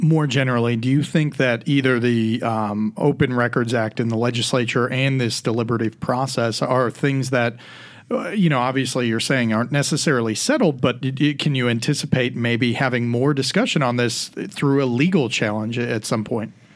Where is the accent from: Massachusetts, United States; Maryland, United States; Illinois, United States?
Illinois, United States; now in Tennessee, United States; my home state of Illinois